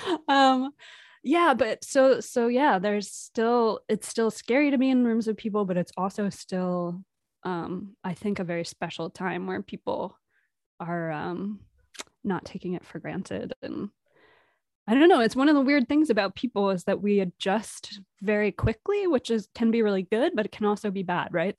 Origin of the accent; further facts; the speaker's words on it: Providence, Rhode Island, United States; moved away; I'm originally from Providence, Rhode Island